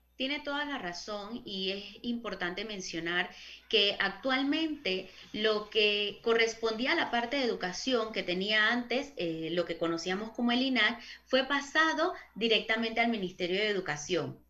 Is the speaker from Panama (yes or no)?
yes; Panama; nosotros como panameños